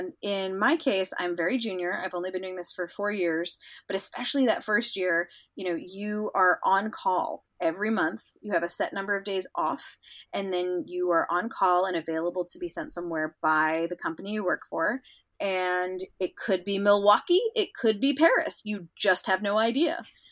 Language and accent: English; London, United Kingdom; also born or lived in Indonesia / United States; So I was born in the U.S., but I grew up in London and Indonesia because of the academic work that my mom was doing during my childhood.